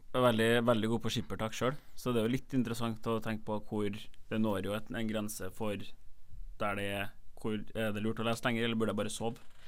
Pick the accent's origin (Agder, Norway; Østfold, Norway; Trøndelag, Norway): Trøndelag, Norway; Trondheim; moved away as an adult; now in Bergen, Norway; jeg er jo fra Trondheim